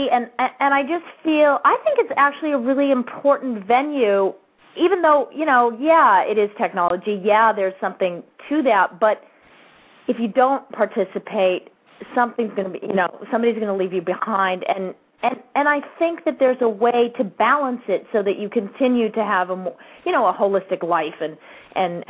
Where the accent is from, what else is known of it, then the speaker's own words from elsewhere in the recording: Ketchum, Idaho, United States; I grew up in Ketchum, Idaho